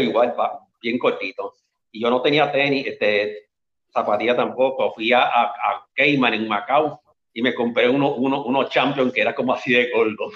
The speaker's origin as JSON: {"language": "Spanish", "town": "Las Piedras", "country": "Puerto Rico", "moved": "as an adult", "lives_now": "Carolina, Puerto Rico", "said": "Yo soy original del pueblo de Las Piedras, pero vivo aquí ahora mismo en Carolina"}